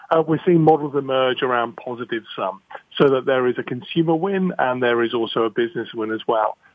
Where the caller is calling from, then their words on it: South East England, United Kingdom; Yeah, I'm calling from my uh, office about 60 miles west of London today.